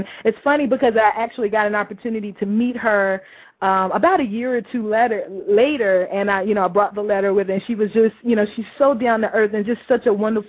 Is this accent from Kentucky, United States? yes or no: yes; Louisville, Kentucky, United States; moved away as an adult; also born or lived in Lexington, Kentucky / Chicago; Born and raised in Louisville, Kentucky.